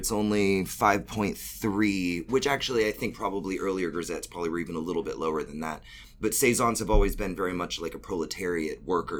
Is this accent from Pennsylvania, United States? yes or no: no; Pensacola, Florida, United States; moved away as an adult; now in Atlanta, United States; I was born in Pensacola. I moved to Atlanta in 1999. I was 18. I'm turning 39 in 5 weeks.